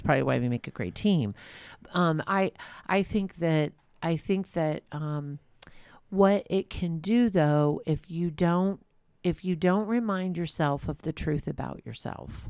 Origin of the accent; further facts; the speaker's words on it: Walnut Creek, California, United States; I'm from Walnut Creek